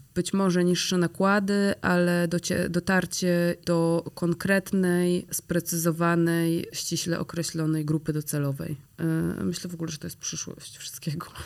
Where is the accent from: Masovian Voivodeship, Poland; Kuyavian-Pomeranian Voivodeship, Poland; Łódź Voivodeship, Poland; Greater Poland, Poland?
Kuyavian-Pomeranian Voivodeship, Poland; Grudziądz; now in Warsaw, Poland; jesteśmy z Grudziądza